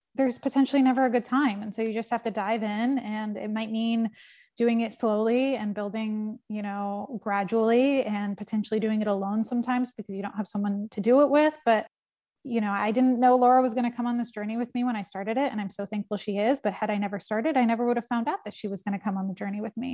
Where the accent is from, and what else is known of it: United States; born or raised there; now in New York, United States